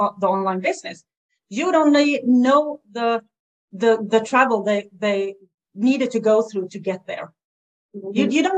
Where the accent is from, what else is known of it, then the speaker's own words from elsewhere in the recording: Sweden; English is a second language; I'm from Sweden